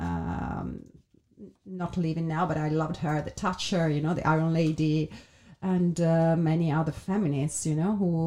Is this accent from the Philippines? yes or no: no; Italy; now in London, United Kingdom; being an entrepreneur in Italy